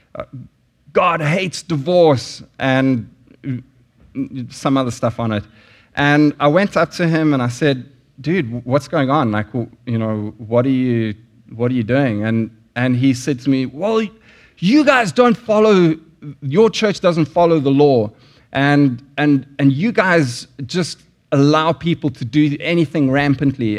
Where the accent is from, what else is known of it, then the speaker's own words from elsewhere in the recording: South Africa; moved away; there were sanctions in South Africa when I lived there